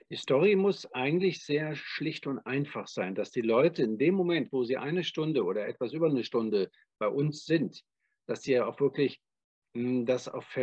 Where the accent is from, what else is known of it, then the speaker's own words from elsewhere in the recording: Cologne, North Rhine-Westphalia, Germany; now in Freiburg, Germany; Also ich komme ja ursprünglich aus Köln